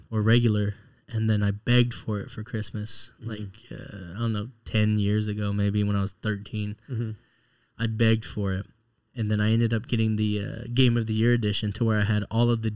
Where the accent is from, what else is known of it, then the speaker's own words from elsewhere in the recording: Texas, United States; Being a Texan